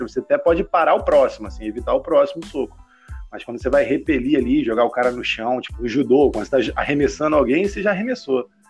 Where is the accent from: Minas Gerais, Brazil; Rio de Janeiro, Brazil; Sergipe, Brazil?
Rio de Janeiro, Brazil; Baixada Fluminense; eu cresci na Baixada Fluminense, aqui, tipo, vizinho do Targos praticamente